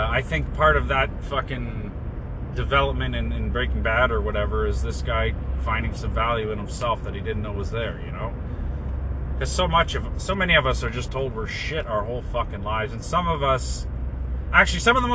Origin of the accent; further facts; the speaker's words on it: Brampton, Ontario, Canada; I was born in Brampton